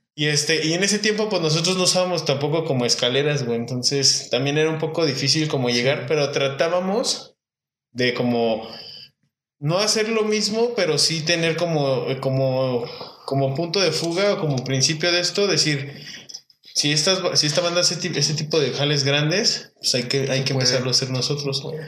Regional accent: Irapuato, Guanajuato, Mexico; mi pueblo, Irapuato, Guanajuato

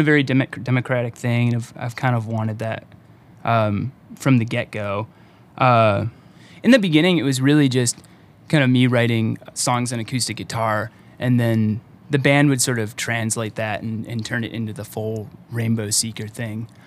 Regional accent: Lake Orion, Michigan, United States; also born or lived in Detroit; now in Lansing, United States; I grew up in Lake Orion.

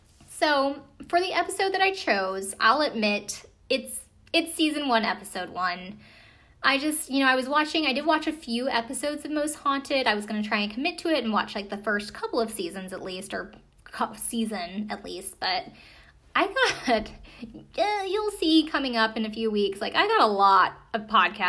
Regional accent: United States; I'm an American

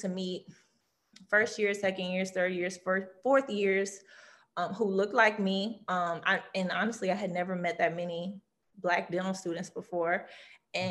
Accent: Louisiana, United States; LSU, which is my home state. I'm from Louisiana

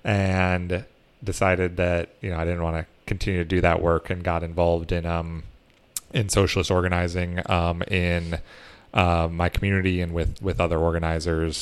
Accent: Iowa, United States; moved away; also born or lived in Minnesota; I grew up in Iowa, so I got to take part in the, Iowa caucuses

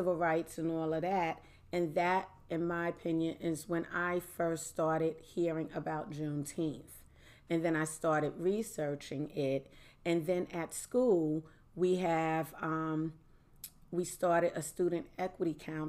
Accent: New York City, New York, United States; I grew up in Harlem.

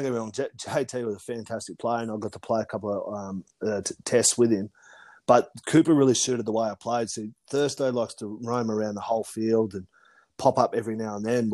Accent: Canberra, Australian Capital Territory, Australia; moved away as an adult; also born or lived in Melbourne; growing up in Canberra

